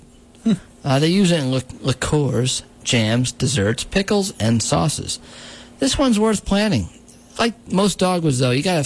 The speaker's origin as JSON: {"language": "English", "town": "New Paltz", "region": "New York", "country": "United States", "tie": "born or raised there", "said": "growing up in New Paltz"}